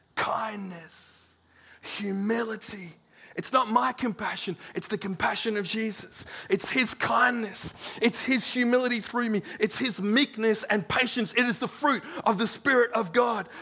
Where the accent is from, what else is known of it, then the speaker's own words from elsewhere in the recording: Serpentine, Western Australia, Australia; We're from Serpentine